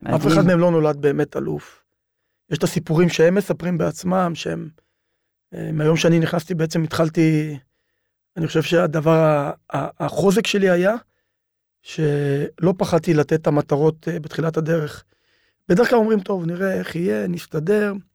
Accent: Ofakim, Southern District, Israel; also born or lived in Beersheba; אני גדלתי, נולדתי באר שבע, גדלתי באופקים

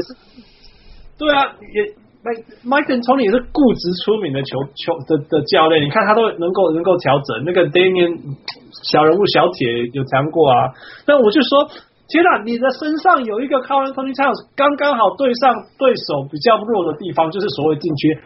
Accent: Canada; 我们都是加拿大人

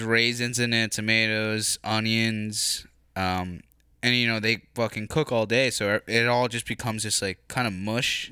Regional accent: United States; I was born here

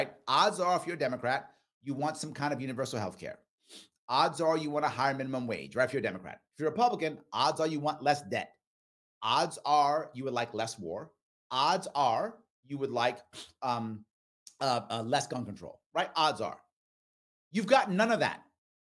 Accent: New York City, New York, United States; I grew up in the Bronx, South Bronx, by Yankee Stadium in the 70s and the 80s

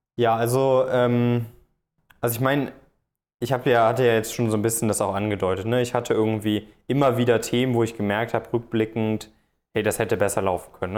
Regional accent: Cologne area, North Rhine-Westphalia, Germany; moved away as an adult; also born or lived in Frankfurt am Main; Ich, ich komme aus dem Kölner Raum, wollte da so ein bisschen, bisschen weg

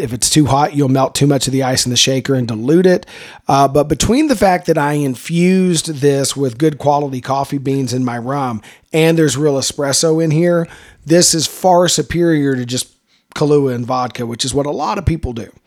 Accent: Texas, United States; we're from Texas

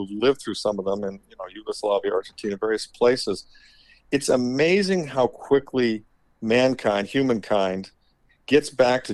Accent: Midwest, United States; moved away; growing up in the Midwest in the 60s and 70s

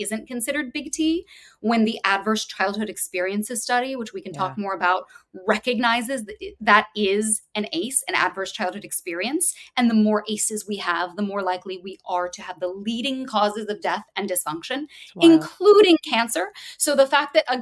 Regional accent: Louisville, Kentucky, United States; I'm from Louisville, Kentucky. I went to a place called Walden Theater, now Commonwealth Theater Center

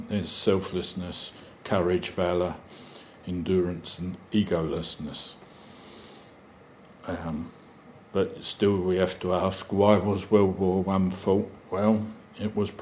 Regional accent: England, United Kingdom; as an Englishman

